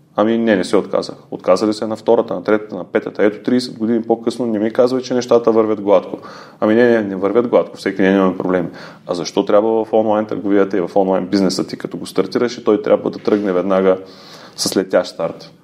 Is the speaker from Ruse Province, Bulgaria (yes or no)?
yes; Ruse, Ruse Province, Bulgaria; Аз съм си от Русе, живял съм на различни места по света